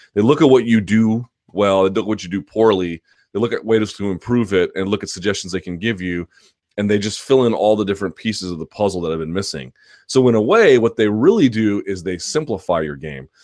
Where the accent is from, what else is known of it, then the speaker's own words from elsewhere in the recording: Washington, District of Columbia, United States; Foggy Bottom in my hometown